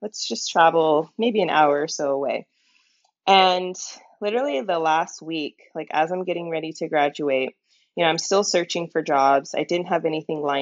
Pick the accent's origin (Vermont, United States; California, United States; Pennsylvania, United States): California, United States; Modesto; now in Turlock, United States; I grew up in Modesto specifically. I live in Turlock now. But I grew up in Modesto, went to school there.